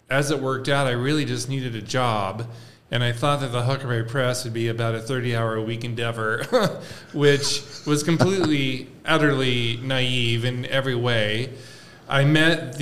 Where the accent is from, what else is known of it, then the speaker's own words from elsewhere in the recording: Spokane, Washington, United States; also born or lived in Seattle, Washington; now in Davenport, United States; I was born and raised in Spokane